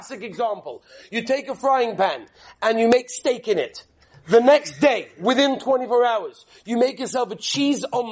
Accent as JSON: {"language": "English", "region": "England", "country": "United Kingdom", "said": "I'm English"}